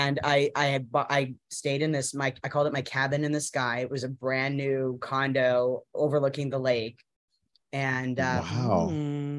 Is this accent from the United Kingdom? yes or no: no; Canada; also born or lived in Winnipeg, Manitoba / Vancouver, British Columbia; now in Los Angeles, United States; I grew up in Winnipeg and Vancouver